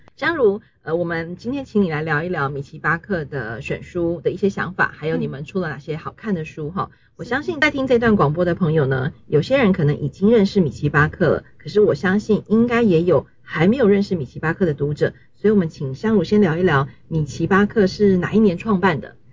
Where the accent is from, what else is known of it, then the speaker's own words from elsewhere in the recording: Taiwan; 跟我们台湾人觉得可爱